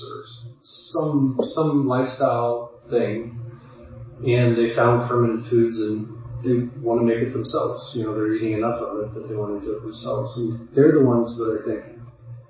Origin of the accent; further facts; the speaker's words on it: Midwest, United States; I grew up in the Midwest